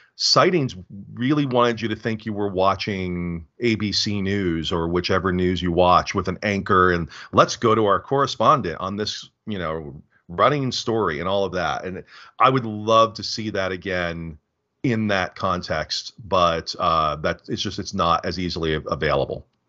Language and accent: English; United States; as an American